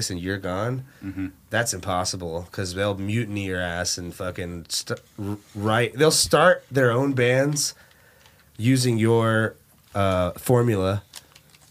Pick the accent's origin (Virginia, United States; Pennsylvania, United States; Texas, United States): Texas, United States; Dallas; I'm an actual inner city kid, unlike many of the people that say they're from Dallas that aren't from Dallas